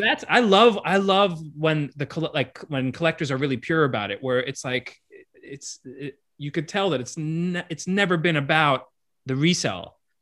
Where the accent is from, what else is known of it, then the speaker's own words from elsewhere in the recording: Miami, Florida, United States; I grew up in Miami